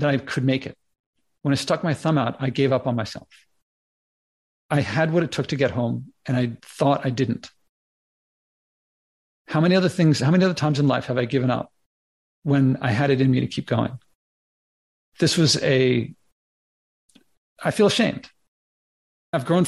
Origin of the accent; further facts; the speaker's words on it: Philadelphia, Pennsylvania, United States; I'm from Philly